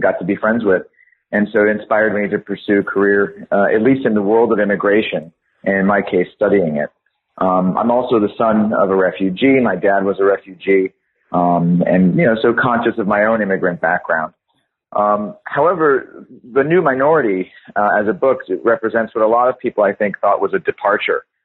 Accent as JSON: {"language": "English", "town": "Los Angeles", "region": "California", "country": "United States", "tie": "born or raised there", "accent": "American", "said": "I grew up in Los Angeles, California, and went to public schools my whole life until until I went to university."}